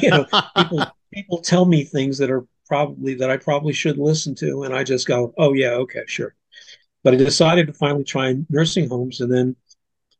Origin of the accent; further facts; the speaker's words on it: Plainfield, New Jersey, United States; also born or lived in California; now in Salisbury, United States; I'm from Plainfield, New Jersey, and I grew up in the 1950s